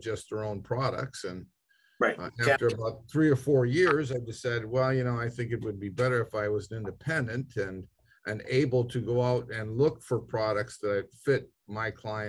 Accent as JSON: {"language": "English", "town": "Detroit", "region": "Michigan", "country": "United States", "tie": "born or raised there", "said": "I grew up in Detroit and wanted to be a member of the big three"}